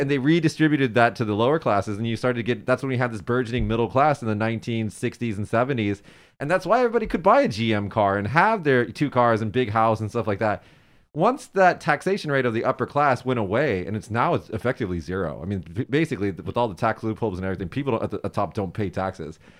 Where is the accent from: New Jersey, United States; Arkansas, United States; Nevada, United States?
Nevada, United States; Las Vegas; moved away as an adult; now in Japan; I'm from Vegas in America